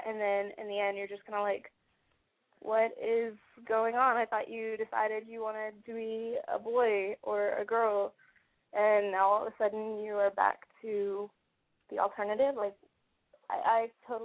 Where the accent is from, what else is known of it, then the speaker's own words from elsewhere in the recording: Orlando, Florida, United States; growing up in Orlando in our middle school